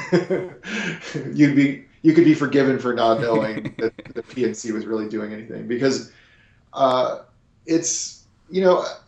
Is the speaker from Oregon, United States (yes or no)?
yes; Eugene, Oregon, United States; my hometown of Eugene